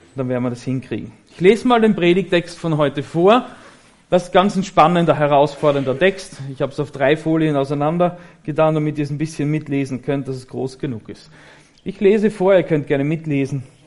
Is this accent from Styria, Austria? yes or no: yes; Graz, Styria, Austria; moved away as an adult; now in Germany; ich komme aus Österreich